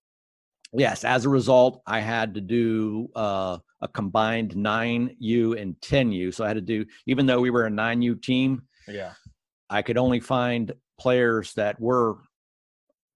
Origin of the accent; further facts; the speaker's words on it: Bethesda, Maryland, United States; also born or lived in Washington, D.C.; grew up in Bethesda in a court